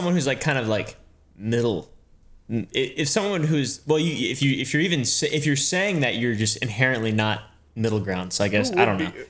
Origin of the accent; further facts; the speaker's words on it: Virginia, United States; I'm not even a Texan. I'm from Virginia.